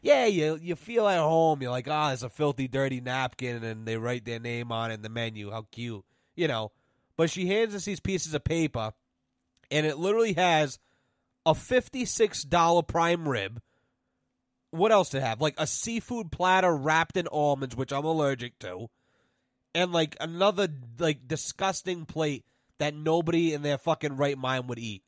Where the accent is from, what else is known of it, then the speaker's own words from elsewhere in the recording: Douglas, Massachusetts, United States; I'm from Douglas, Massachusetts.